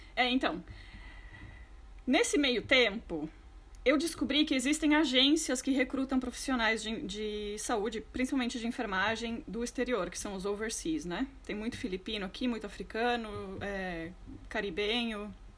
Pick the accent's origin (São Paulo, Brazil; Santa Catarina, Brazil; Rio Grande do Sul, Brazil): Rio Grande do Sul, Brazil; moved away as an adult; also born or lived in Porto Alegre; now in London, United Kingdom; sou natural do Rio Grande do Oposto, do Rio Grande do Sul, do Brasil